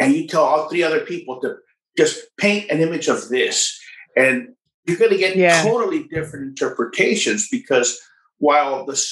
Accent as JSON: {"language": "English", "town": "Rio Grande City", "region": "Texas", "country": "United States", "tie": "born or raised there", "also_born_or_lived": "McAllen, Texas / Edinburg, Texas", "lives_now": "San Antonio, United States", "said": "I was raised in a small town called Rio Grande City. I lived there till I was 18"}